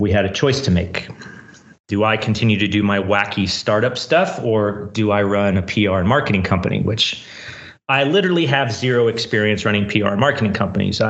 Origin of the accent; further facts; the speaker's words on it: Silicon Valley, California, United States; also born or lived in San Francisco, California; So I grew up in Silicon Valley. Right now I live in San Francisco, California.